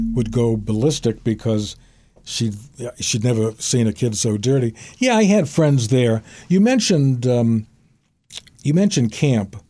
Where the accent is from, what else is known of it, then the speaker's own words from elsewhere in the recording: Brookline, Massachusetts, United States; I grew up on Gibbs Street in Brookline